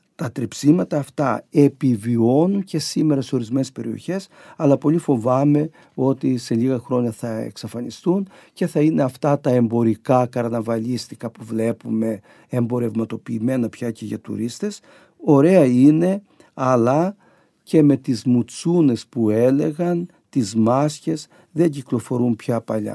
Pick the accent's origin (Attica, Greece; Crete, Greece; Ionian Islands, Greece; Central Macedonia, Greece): Crete, Greece; moved away; στο χωριό μου